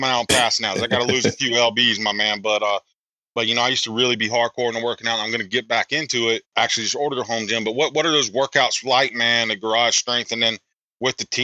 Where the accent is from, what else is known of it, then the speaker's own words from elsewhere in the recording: South Carolina, United States; I'm from South Carolina